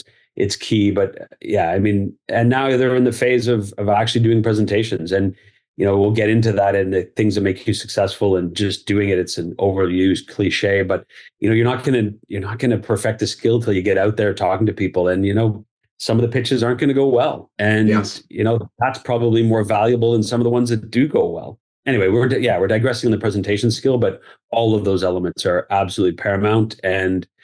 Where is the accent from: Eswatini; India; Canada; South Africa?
Canada; Barrie, Ontario; So born and raised in Barrie, went to school at Laurier.